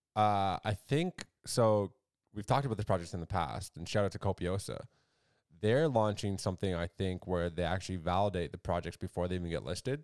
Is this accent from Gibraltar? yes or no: no; Canada; we're Canadian as well